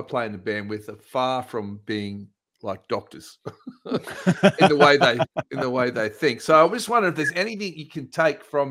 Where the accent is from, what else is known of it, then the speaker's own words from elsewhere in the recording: Townsville, Queensland, Australia; also born or lived in Cairns, Queensland; I was born in Townsville, so I know North Queensland very well, and Cairns